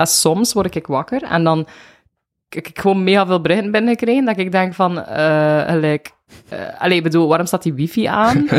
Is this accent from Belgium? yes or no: yes; Bruges, Flanders, Belgium; moved away as an adult; now in Ghent, Belgium; ik ben van Brugge. Ja. Eh, ik woon nu 14 jaar in Gent.